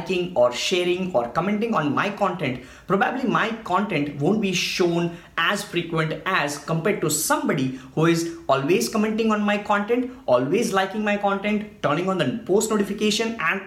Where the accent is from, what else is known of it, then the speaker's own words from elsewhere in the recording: India; I'm from India